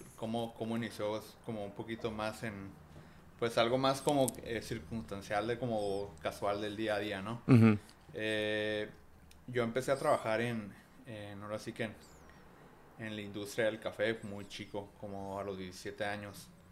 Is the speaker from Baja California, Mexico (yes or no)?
yes; Tijuana, Baja California, Mexico; Sí, soy de aquí de Tijuana y pues aquí he vivido toda la vida